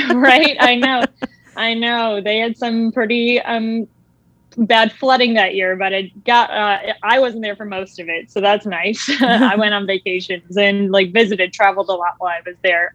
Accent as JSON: {"language": "English", "country": "United States", "said": "I was actually a minority being American."}